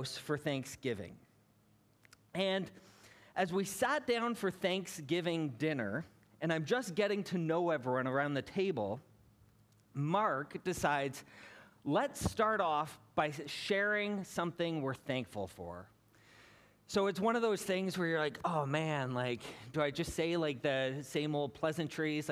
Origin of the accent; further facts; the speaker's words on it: Hamilton, Ontario, Canada; moved away as an adult; also born or lived in British Columbia; I was born and raised in Hamilton